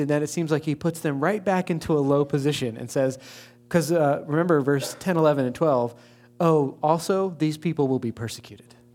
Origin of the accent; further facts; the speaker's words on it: East Coast, United States; also born or lived in Baltimore / Saint Louis; now in West Lafayette, United States; Being from the East Coast originally